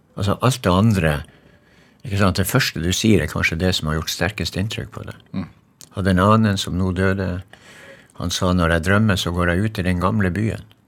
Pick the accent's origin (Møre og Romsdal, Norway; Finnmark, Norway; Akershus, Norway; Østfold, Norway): Finnmark, Norway; Magerøya; moved away; jeg kommer jo fra Magerøy, ikke sant, og der er det ingen trær